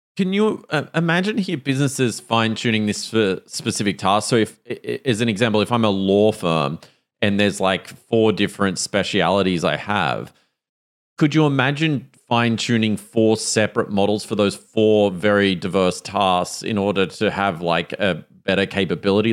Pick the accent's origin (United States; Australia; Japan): Australia; accent: Australian